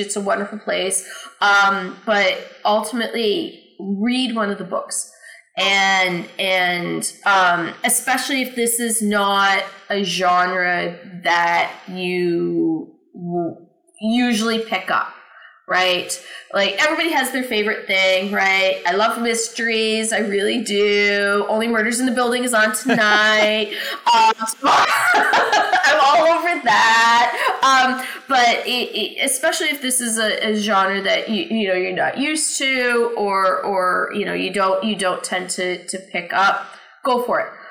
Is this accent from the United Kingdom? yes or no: no; Canada; now in United States; I'm from Canada